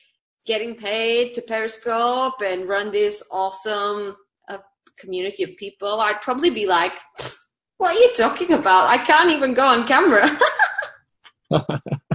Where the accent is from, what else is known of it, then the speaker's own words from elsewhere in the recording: Bulgaria; English is a second language; moved away; I'm from Bulgaria